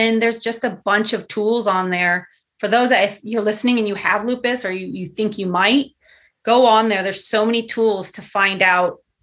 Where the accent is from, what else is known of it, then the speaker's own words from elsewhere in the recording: Southern California, United States; moved away as an adult; also born or lived in Los Angeles; now in Portland, United States; I grew up in Southern California